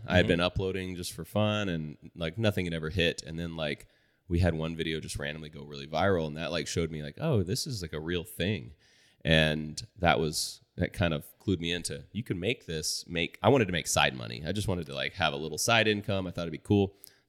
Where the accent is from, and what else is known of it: Boerne, Texas, United States; born or raised there